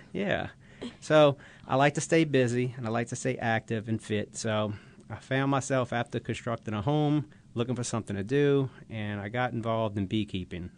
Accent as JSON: {"language": "English", "town": "Bucktown", "region": "Louisiana", "country": "United States", "tie": "born or raised there", "said": "as a kid growing up in Bucktown, Louisiana"}